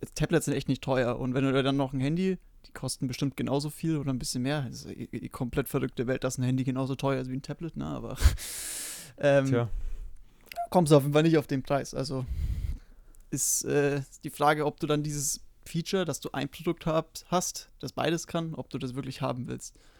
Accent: Bavaria, Germany; ich komme aus Bayern

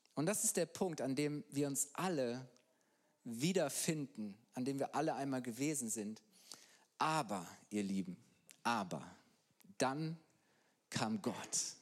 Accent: Halle, North Rhine-Westphalia, Germany; moved away as an adult; now in Bayreuth, Germany; Ich bin eigentlich Ostwestfale, komme aus Halle, Westfalen bei Bielefeld.

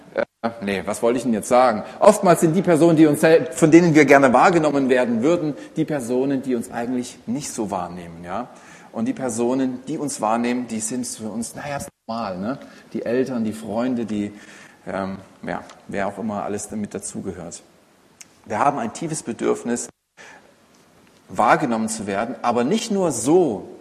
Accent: Saxony, Germany; Als Sachse hat man es nicht so leicht im Leben mit der Sprache, aber man hört es kaum raus.

